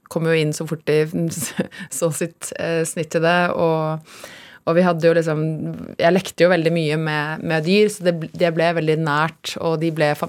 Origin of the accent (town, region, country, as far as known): Kongsberg, Buskerud, Norway; born or raised there; also born or lived in Haugesund / Bømlo